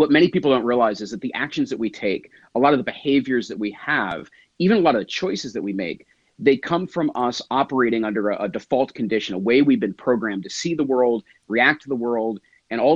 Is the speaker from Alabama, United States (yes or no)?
no; New Jersey, United States; I am from New Jersey